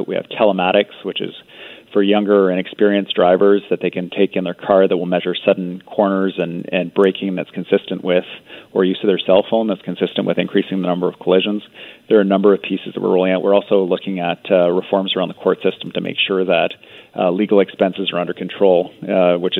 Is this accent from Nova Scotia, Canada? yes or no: no; British Columbia, Canada; as British Columbians